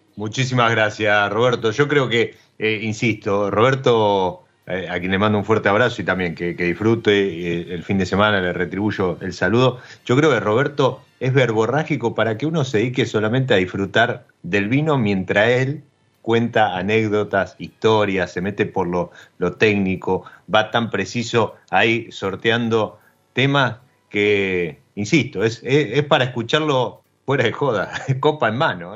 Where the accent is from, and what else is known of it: Argentina